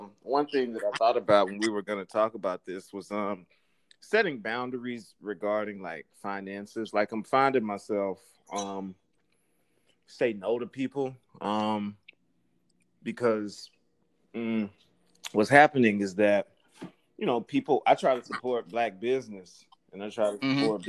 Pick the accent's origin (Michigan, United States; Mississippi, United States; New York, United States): Mississippi, United States; I'm 28 from Mississippi and taught my first college semester